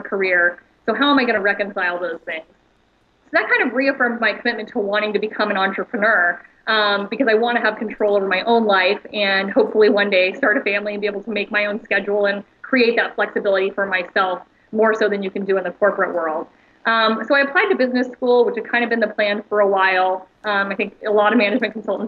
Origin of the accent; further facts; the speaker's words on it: Austin, Texas, United States; I'm from Austin, Texas, and Michael Dell was always an inspiration in our community